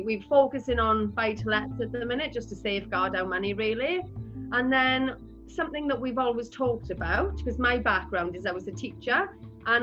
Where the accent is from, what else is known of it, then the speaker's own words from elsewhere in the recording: Rhondda, Wales, United Kingdom; I'm from the Rhondda